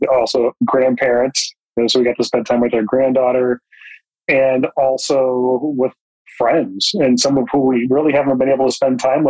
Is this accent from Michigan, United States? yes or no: yes; Jackson, Michigan, United States; I grew up in Jackson, Michigan